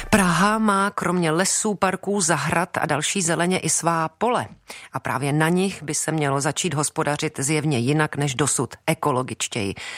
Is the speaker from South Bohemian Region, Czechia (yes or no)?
no; Prague, Czechia; ač pocházím z Prahy